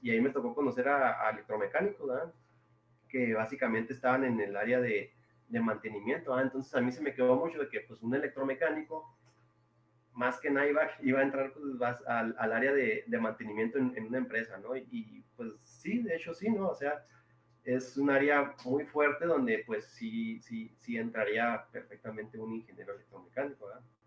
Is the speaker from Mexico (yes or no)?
yes; Rosales, Chihuahua, Mexico; also born or lived in Delicias, Chihuahua; yo, soy originario de Ciudad Delicia, bueno, Ciudad Rosales, Chihuahua